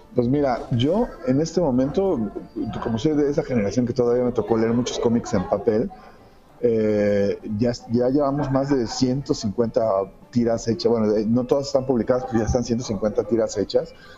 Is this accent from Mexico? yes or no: yes; Mexico; soy de México